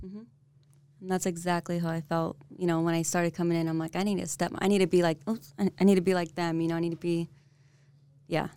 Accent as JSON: {"language": "English", "town": "San Diego", "region": "California", "country": "United States", "tie": "born or raised there", "also_born_or_lived": "North Dakota", "moved": "as an adult", "lives_now": "Utah, United States", "said": "Born and raised in San Diego, California."}